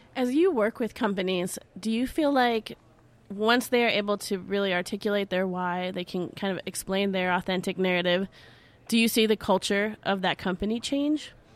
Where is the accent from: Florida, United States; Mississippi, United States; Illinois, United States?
Illinois, United States; Chicago; growing up in Chicago